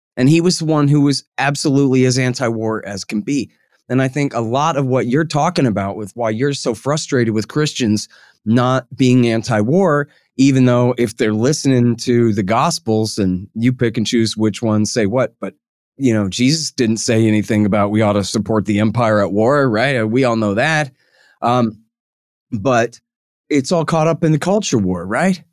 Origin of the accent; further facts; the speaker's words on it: Austin, Texas, United States; I'm from Austin, Texas.